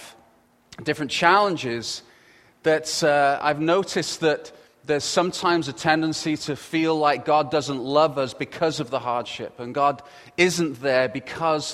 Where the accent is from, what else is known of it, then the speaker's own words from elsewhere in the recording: England, United Kingdom; accent: English; with the English accent and everything that I have, my accent isn't as posh as his